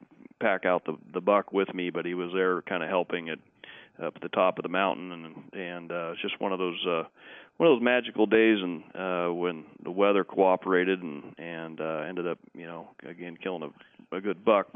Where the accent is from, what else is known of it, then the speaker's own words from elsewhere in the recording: Oregon, United States; moved away as an adult; also born or lived in Arizona / Colorado; I grew up here in Oregon